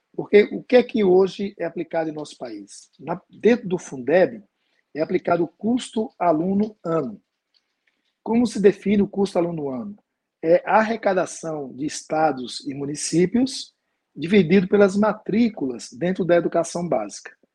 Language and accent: Portuguese; Pernambuco, Brazil; Eu sou de Pernambuco